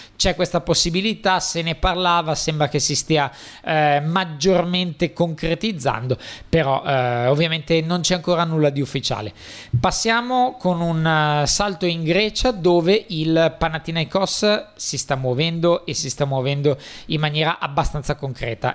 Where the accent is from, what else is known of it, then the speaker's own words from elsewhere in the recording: Italy; per noi italiani